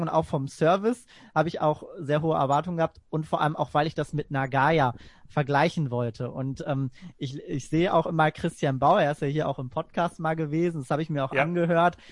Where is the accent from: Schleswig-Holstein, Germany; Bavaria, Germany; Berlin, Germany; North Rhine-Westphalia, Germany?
North Rhine-Westphalia, Germany; Essen; also born or lived in Gladbeck; sehr viel auch in Essen unterwegs bin. Da bin ich auch geboren und aufgewachsen. Das ist quasi auch so meine Heimatstadt